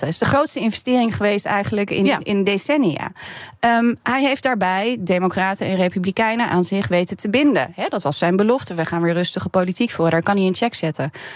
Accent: Netherlands; ik ben Nederlandse

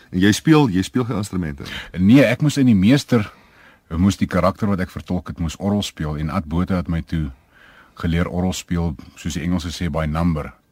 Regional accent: Kempton Park, Gauteng, South Africa; also born or lived in Pretoria; ek's gebore in 1954 in Kempton Park op die rand groot geword vir 'n groot gedeelte en toe ek Pretoria toe op Seuns Hoërskool gegaan, Afrikaans Hoërseunskool.

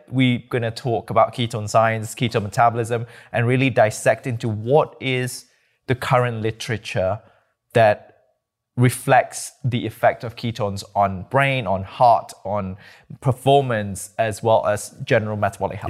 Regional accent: Malaysia; moved away; also born or lived in Nottingham, United Kingdom; I'm from Malaysia, born and bred

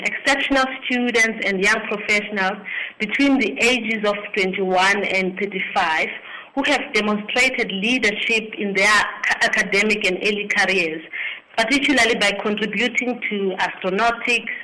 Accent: King William's Town, Eastern Cape, South Africa; now in Pretoria, South Africa; I'm from the Eastern Cape, in the place called King Williamstown

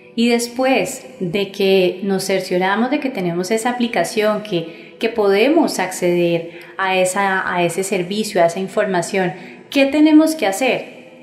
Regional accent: Colombia

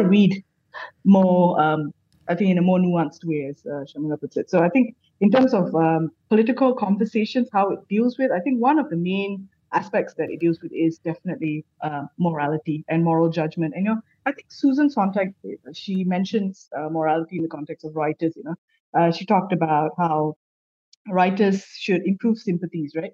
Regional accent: Malaysia; I'm also a Malaysian

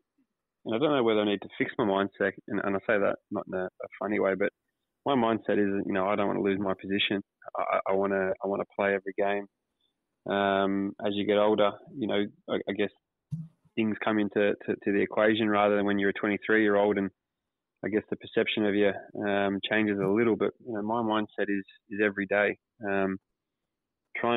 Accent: Sydney, New South Wales, Australia; also born or lived in Auburn, Sydney / Kings Park, Sydney; I was born in Auburn, but we quickly moved over to the west of Sydney, place called Kings Park, roughly when I was about one or two, and then found a proper home in Kings Langley

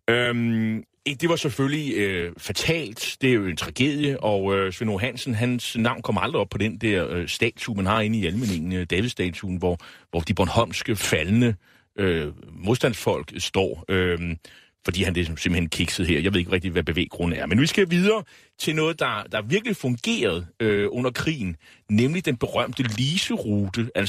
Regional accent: Nexø, Capital Region of Denmark, Denmark; jeg er jo fra Næksø, og man er jo lidt lokalpatriot.

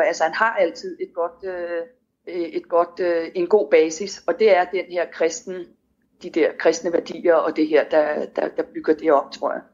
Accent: Denmark; moved away

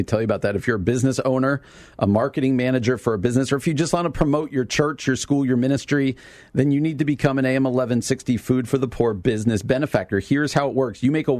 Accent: New York, United States; I grew up outside New York City and didn't really have a comprehension of it.

